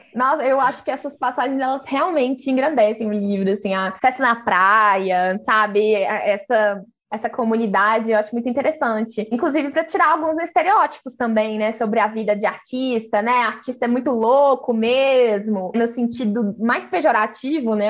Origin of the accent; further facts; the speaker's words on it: Minas Gerais, Brazil; eu sou mineira